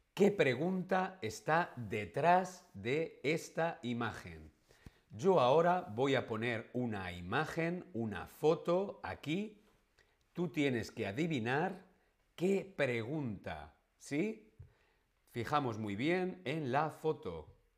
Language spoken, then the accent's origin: Spanish; Madrid, Community of Madrid, Spain; now in Berlin, Germany; Yo soy español, de Madrid.